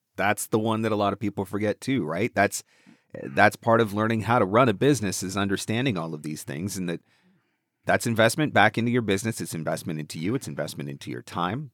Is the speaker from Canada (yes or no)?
yes; Canada; I'm just Canadian